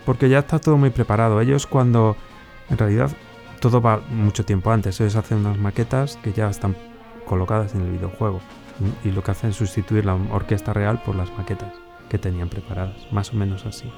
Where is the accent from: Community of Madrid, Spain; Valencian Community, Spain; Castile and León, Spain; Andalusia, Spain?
Castile and León, Spain; Valladolid; moved away as an adult; also born or lived in Slovakia; now in Bratislava, Slovakia; yo soy de aquí de Valladolid, nací aquí en Valladolid, siempre he vivido muy cerquita de donde estamos ahora